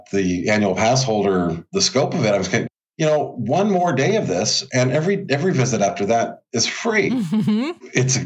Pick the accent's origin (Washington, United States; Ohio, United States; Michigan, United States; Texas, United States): Washington, United States; Central; also born or lived in Albuquerque, New Mexico; a big move from where I was born in Albuquerque to Central Washington